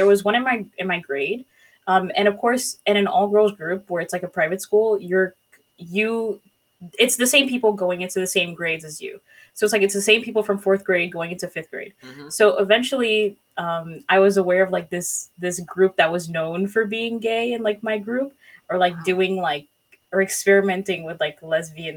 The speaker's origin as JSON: {"language": "English", "country": "Haiti", "tie": "born or raised there", "moved": "yes", "said": "I was born and raised in like in Haiti."}